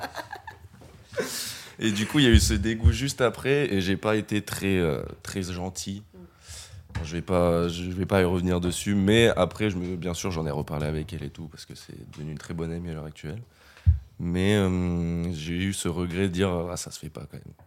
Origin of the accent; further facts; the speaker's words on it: Limoges, Nouvelle-Aquitaine, France; moved away as an adult; now in Bordeaux, France; Je viens pas de Bordeaux, je viens de Limoges